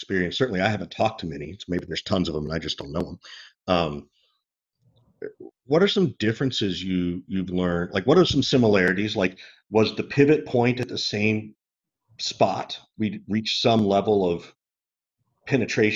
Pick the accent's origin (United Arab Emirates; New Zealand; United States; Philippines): United States; Georgia; I'm originally from Georgia